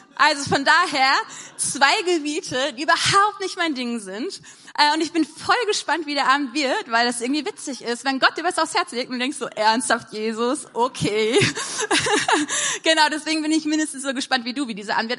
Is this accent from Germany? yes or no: yes; Wuppertal, North Rhine-Westphalia, Germany; bei uns in Wuppertal